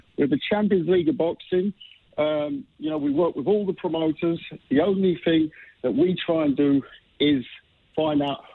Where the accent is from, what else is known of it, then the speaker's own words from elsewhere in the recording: London, United Kingdom; as a Londoner